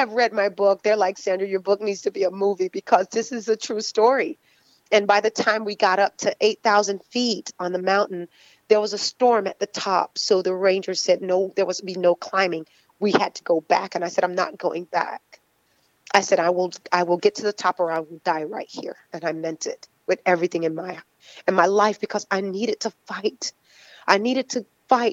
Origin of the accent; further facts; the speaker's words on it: Florida, United States; I'm from Florida